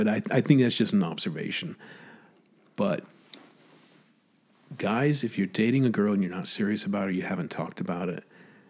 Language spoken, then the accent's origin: English; United States; now in Tokyo, Japan; I'm American.